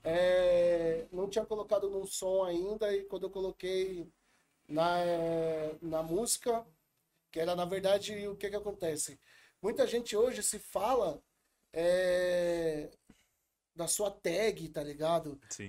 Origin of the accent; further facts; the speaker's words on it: São Paulo, Brazil; eu fui criado na Vila Missionária, uhum. é, aqui na Zona Sul de São Paulo.